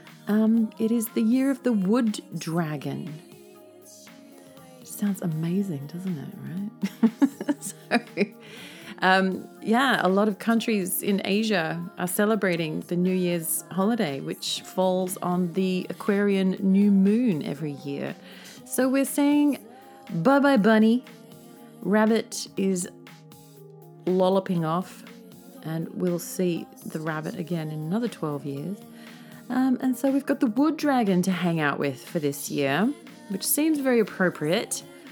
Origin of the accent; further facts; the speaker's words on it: Australia; now in Tokyo, Japan; as an Australian who isn't really that used to snow